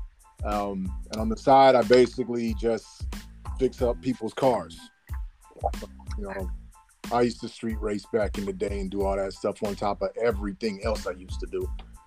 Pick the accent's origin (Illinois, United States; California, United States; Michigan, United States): California, United States; Sacramento; also born or lived in Tulare / Oxford; I was born in Tulare, California, raised in Sacramento, California, grew up in South Central California, and basically became a young kid in Oxford.